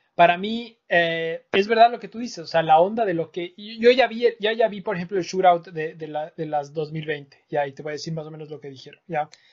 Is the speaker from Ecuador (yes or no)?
yes; Ecuador; nosotros de Ecuador